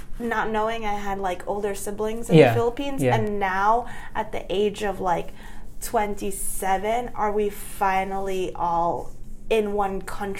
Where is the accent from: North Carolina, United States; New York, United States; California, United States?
New York, United States; I'm born and raised in New York.